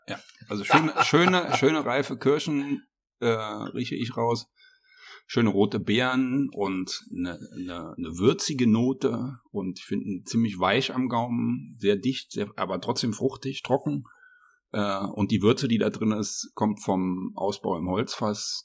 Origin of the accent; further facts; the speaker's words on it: Saarland, Germany; moved away as an adult; now in Lower Rhine, Germany; ich wohne ja seit 2010 am Niederrhein, aber ich bin ja gebürtiger Saarländer